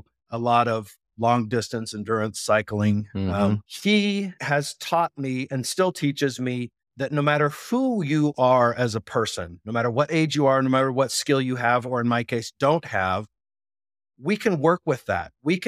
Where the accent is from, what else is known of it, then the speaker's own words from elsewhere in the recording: Japan; When I was a little kid, I grew up in Japan, and in addition to playing soccer, I took kendo classes